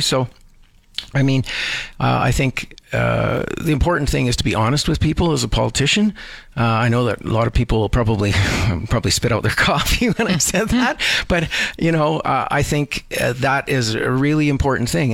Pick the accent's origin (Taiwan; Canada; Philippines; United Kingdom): Canada; Edmonton, Alberta; also born or lived in Vancouver, Canada; now in Calgary, Canada; I, I, grew up in Edmonton